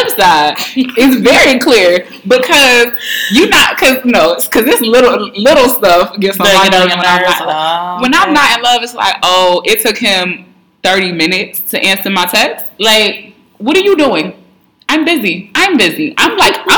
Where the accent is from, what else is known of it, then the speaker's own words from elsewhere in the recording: New York City, New York, United States; I'm still from New York. And I'm not just from any place in New York. I'm from Harlem